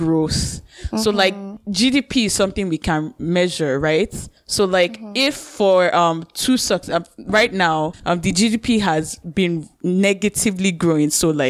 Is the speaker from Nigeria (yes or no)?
yes; Nigeria; moved away